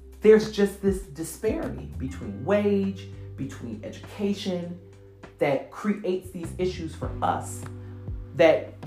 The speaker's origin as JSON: {"language": "English", "region": "Michigan", "country": "United States"}